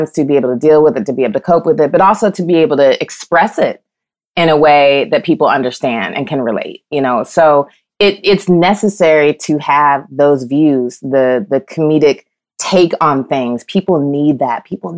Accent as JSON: {"language": "English", "region": "Midwest", "country": "United States", "lives_now": "Los Angeles, United States", "said": "I'm from the Midwest, so I'm used to, you know, I grew up with humidity and things like that. I've been a little spoiled being in LA."}